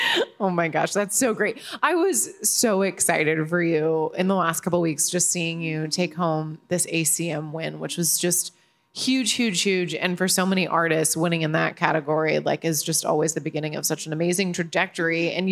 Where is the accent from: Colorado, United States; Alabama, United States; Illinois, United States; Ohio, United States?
Illinois, United States; I grew up in Illinois, so whenever people ask where you're from, I'm like, Illinois, in the middle of a cornfield.